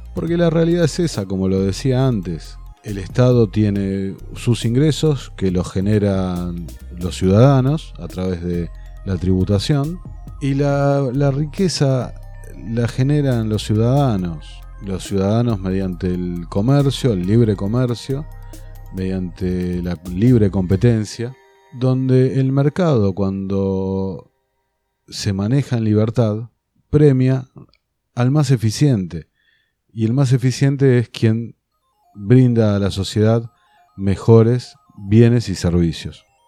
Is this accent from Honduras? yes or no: no; Argentina